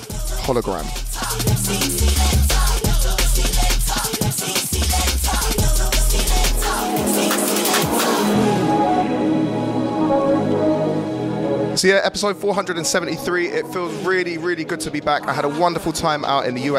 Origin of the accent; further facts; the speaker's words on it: Newcastle upon Tyne, North East England, United Kingdom; accent: strong Geordie; As you can tell by my strong Geordie accent